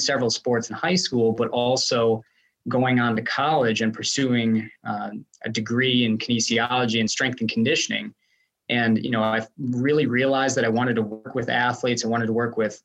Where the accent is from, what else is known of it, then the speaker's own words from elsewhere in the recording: Wisconsin, United States; moved away as an adult; also born or lived in East Stroudsburg, Pennsylvania / Johnson City, Tennessee; So nice to be back in Wisconsin